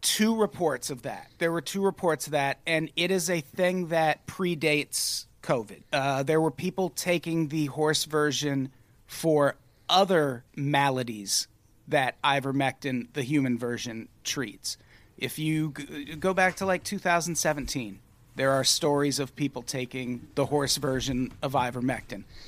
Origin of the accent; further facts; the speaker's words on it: Illinois, United States; as a youth growing up in Illinois